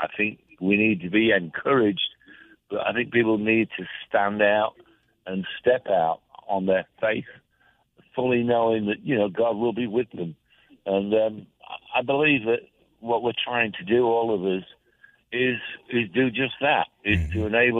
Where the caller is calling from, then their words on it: Jacksonville, Florida, United States; Oh, Jacksonville, Florida.